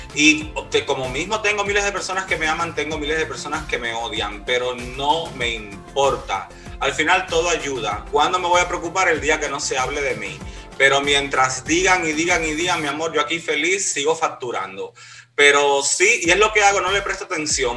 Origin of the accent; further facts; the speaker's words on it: Cuba; now in Miami, United States; yo eh, vivo ahora mismo acá en Miami, soy de Cuba